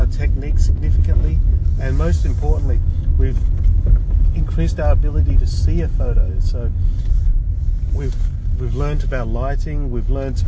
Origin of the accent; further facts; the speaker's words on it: Sydney, New South Wales, Australia; also born or lived in Hong Kong; I'm an immigrant from Hong Kong. My parents and I came to Australia in the late 1970s, and I did most of my primary and all of my secondary schooling in a place called Chatswood, which is a suburb in Sydney.